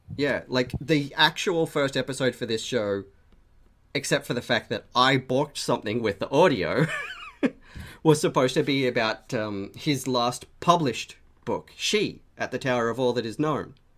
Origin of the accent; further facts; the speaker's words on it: Australia; we're both Australian